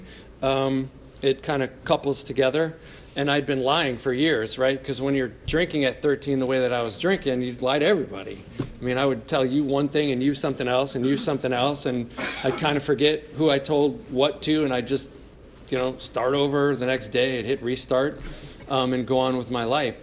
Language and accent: English; Cleveland Heights, Ohio, United States; I grew up in Cleveland Heights